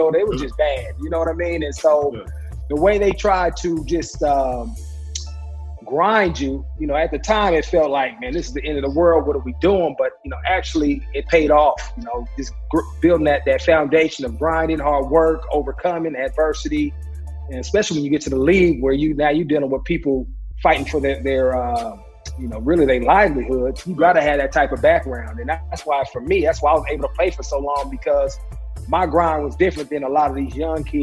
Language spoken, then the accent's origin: English; Oakland, California, United States; now in Paradise Valley, United States; growing up in Oakland